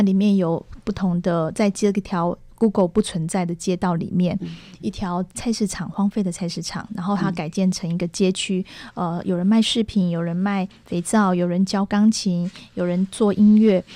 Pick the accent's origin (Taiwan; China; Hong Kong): Taiwan; also born or lived in Tamsui, New Taipei; 我一直跟他说我们是台湾